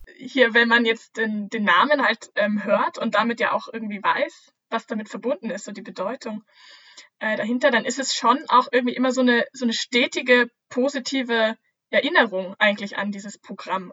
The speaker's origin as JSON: {"language": "German", "country": "Germany", "said": "bei uns in Deutschland"}